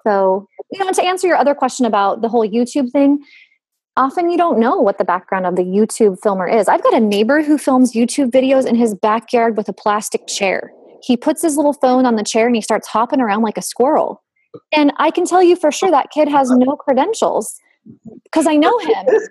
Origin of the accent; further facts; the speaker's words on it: the West, United States; accent: twang; I'm from the West, so everything I say has a twang.